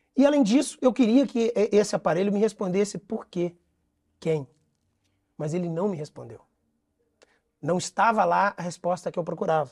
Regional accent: São Paulo, Brazil; moved away as an adult; now in Rio de Janeiro, Brazil; eu sou, sou, sou, paulista, mas estou no Rio de Janeiro desde que passei no concurso público.

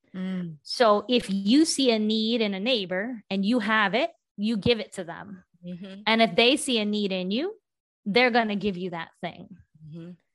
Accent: West Virginia, United States; now in Boston, United States; I grew up in West Virginia. I'm Indian.

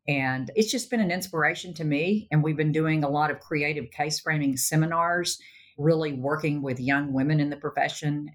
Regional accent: Sherman, Texas, United States; I stayed in my hometown of Sherman

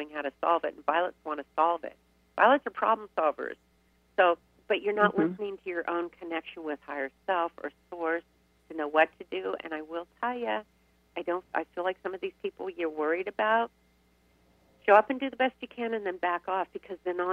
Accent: Riverside, California, United States; I grew up in Riverside.

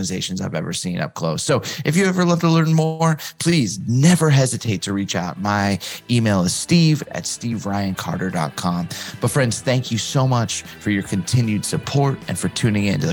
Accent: West Coast, United States; I grew up on the West Coast.

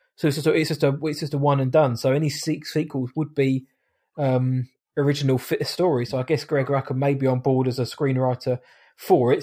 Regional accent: United Kingdom; I am British

